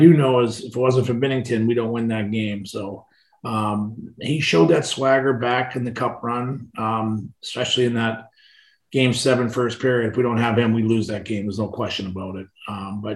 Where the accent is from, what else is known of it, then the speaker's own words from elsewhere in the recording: Boston, Massachusetts, United States; also born or lived in Medford, Massachusetts; we moved from East Boston out to Medford